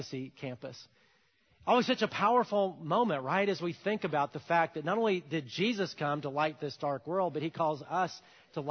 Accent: Alabama, United States; I'm from Alabama

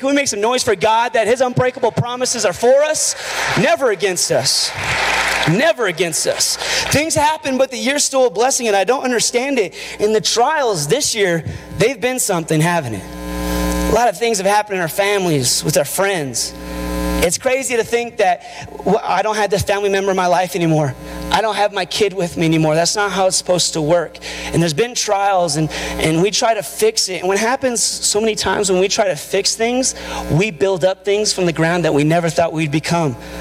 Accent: Albuquerque, New Mexico, United States; I'm from Albuquerque.

